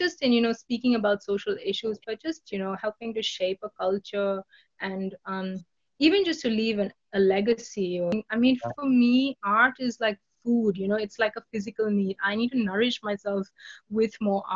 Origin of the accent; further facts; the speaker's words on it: Kolkata, West Bengal, India; it's my hometown